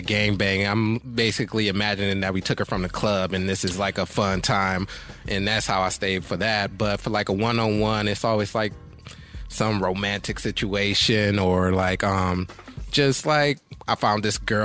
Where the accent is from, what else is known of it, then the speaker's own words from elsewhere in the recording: Cleveland, Ohio, United States; now in California, United States; I'm from Cleveland. Okay, but okay. I did high school out here in Cali.